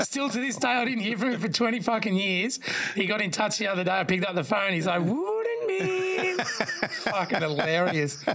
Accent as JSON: {"language": "English", "area": "Bellarine Peninsula", "region": "Victoria", "country": "Australia", "tie": "born or raised there"}